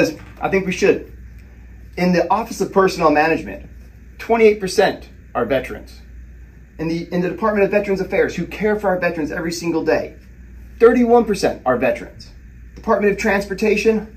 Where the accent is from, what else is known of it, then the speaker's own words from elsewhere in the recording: Southern Illinois, United States; growing up in Southern Illinois, in a small town